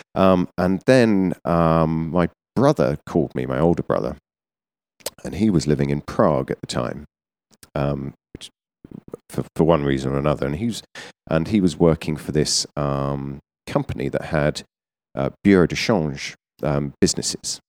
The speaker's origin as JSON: {"language": "English", "area": "Surrey", "region": "South East England", "country": "United Kingdom", "tie": "born or raised there", "said": "I'm from, uh, about an hour south of London in Surrey"}